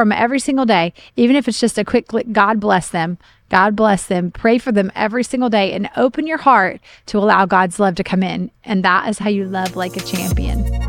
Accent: Oklahoma, United States; moved away; I grew up in Oklahoma

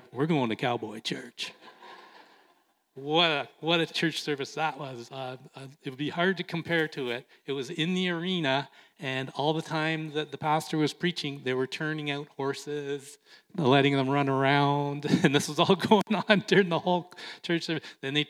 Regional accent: Canada; he was a little disappointed and a little upset with me for being Canadian.

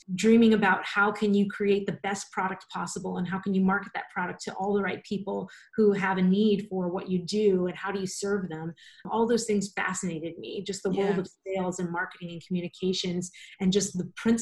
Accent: a small town outside New Orleans, Louisiana, United States; moved away as an adult; now in Orlando, United States; I'm from New Orleans originally, a really small swampy town right outside of New Orleans

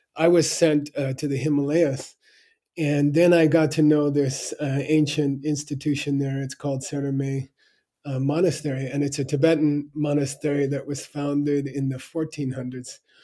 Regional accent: Arizona, United States; I grew up in Arizona in a you know normal high school

